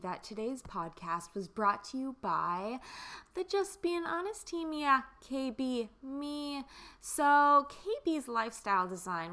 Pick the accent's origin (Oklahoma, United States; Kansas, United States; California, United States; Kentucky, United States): Kansas, United States; I'm from Kansas